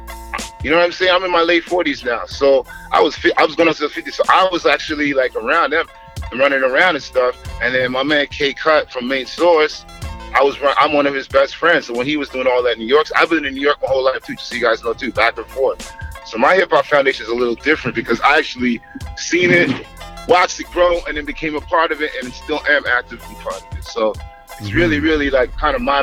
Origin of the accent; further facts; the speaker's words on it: Toronto, Ontario, Canada; I grew up right downtown. I grew up right in the annex, right in a nice, nice, nice street, Walmer Road, close to like Casa Loma, right by DuPont Station